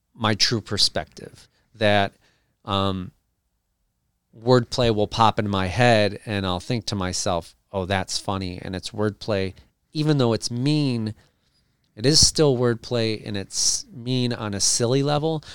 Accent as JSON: {"language": "English", "town": "Cleveland", "region": "Ohio", "country": "United States", "tie": "born or raised there", "said": "I grew up in Cleveland, and country's big in Cleveland"}